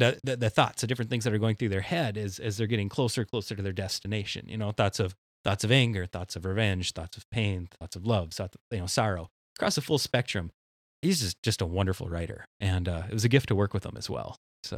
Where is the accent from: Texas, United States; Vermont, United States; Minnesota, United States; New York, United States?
Minnesota, United States; central; I'm from Minnesota, central Minnesota. We don't eat spicy food up there.